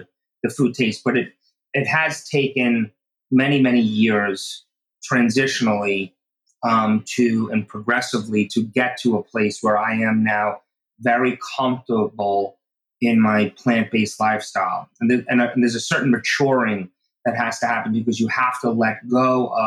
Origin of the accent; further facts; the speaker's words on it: Oceanside, New York, United States; I grew up in Oceanside, which is on Long Island, New York